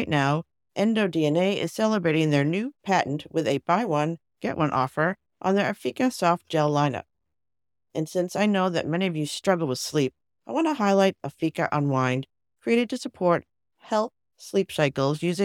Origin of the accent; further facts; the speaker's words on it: Massachusetts, United States; we're from Massachusetts